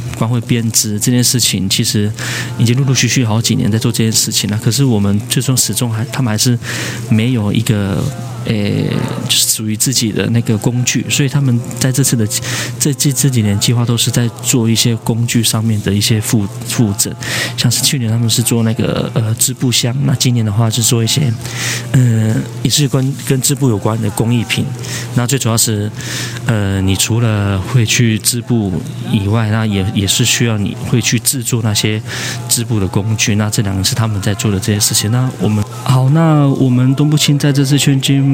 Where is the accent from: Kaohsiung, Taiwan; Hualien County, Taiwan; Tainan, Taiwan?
Hualien County, Taiwan; Zhuoxi; 我是来自花莲竹溪乡的布农族